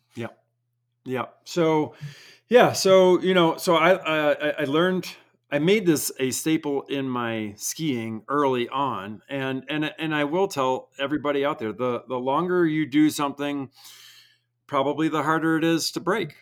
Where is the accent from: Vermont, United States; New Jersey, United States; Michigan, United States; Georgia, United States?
Vermont, United States; I grew up in Vermont, didn't have coaches